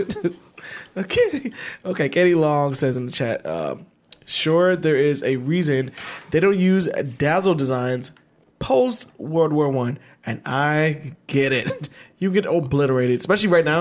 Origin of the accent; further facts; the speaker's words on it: Baltimore, Maryland, United States; moved away; I'm from Baltimore.